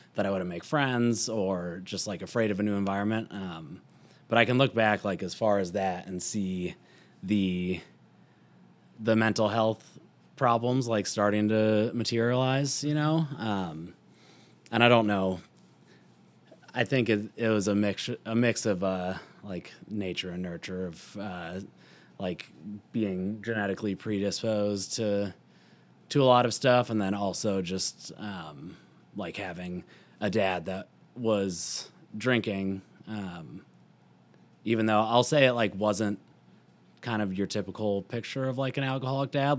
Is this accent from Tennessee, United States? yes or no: no; Louisville, Colorado, United States; also born or lived in Boulder, Colorado; I grew up, like, right outside of Boulder